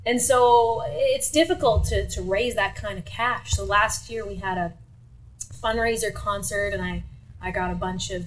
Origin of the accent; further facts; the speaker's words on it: Sudbury, Ontario, Canada; I was born and raised here in Sudbury